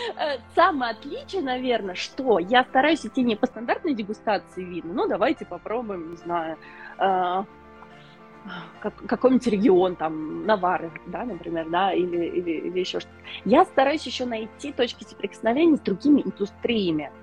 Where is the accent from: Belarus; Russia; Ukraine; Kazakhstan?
Russia; Nizhny Novgorod, Nizhny Novgorod Oblast; moved away as an adult; now in London, United Kingdom; Я сама из России, из Нижнего Новгорода